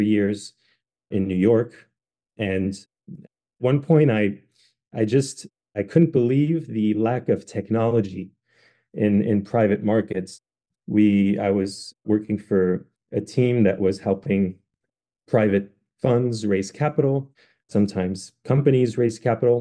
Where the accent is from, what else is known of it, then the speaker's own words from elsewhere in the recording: France; now in United States; I'm actually half French. I grew up in France